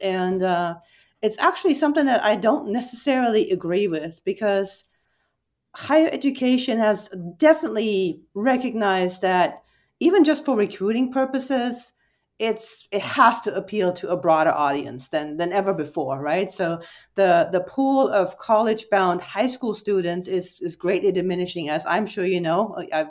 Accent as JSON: {"language": "English", "country": "Germany", "tie": "born or raised there", "second_language": "English", "said": "And I'm originally, fun fact, born and raised in Germany."}